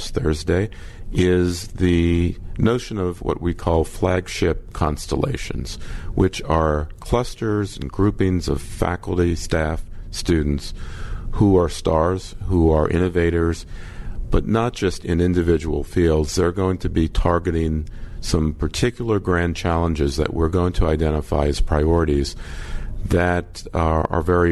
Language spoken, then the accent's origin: English; New Orleans, Louisiana, United States; also born or lived in Kansas / Duke / Brown / Purdue; now in Oxford, Mississippi, United States; as a Southerner, having been born and raised in New Orleans